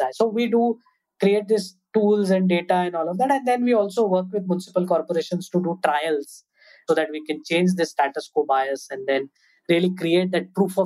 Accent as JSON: {"language": "English", "town": "Mumbai", "region": "Maharashtra", "country": "India", "tie": "born or raised there", "said": "I grew up in Mumbai"}